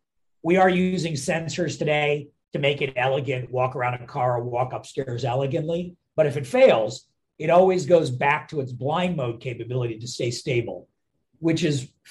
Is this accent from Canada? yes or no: no; India; now in Philadelphia, United States; I'm from India originally